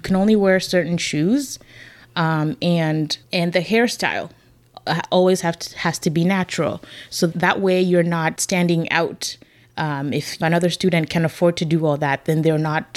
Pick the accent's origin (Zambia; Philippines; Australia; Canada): Zambia; growing up in Zambia as a student